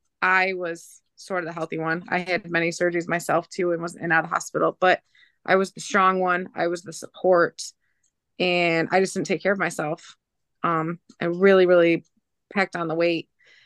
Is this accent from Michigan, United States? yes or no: yes; Michigan, United States; now in Lansing, United States; I'm originally from over by between Flint and Saginaw, Michigan. But I live now south of Lansing for work.